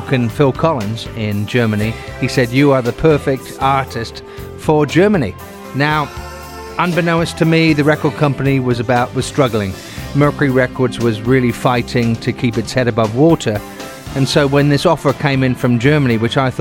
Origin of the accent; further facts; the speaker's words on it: England, United Kingdom; moved away as an adult; now in United States; in my home country, in England